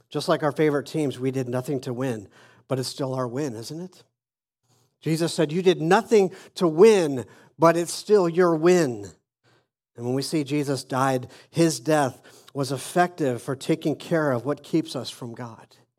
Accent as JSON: {"language": "English", "town": "Phoenix", "region": "Arizona", "country": "United States", "tie": "born or raised there", "moved": "as an adult", "said": "I was born in Phoenix, Arizona, and I lived there most of my young life until I was almost twenty-five."}